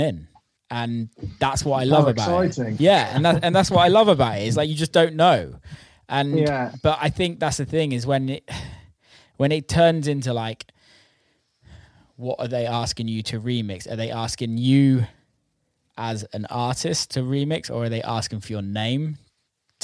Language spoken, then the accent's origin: English; United Kingdom; moved away as an adult; also born or lived in America; back in the UK, because I've got like family around me and like it's like my hometown